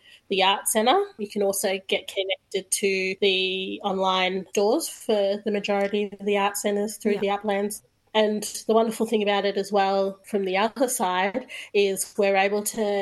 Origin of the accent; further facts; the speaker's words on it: Bendigo, Victoria, Australia; moved away; I'm originally from Bendigo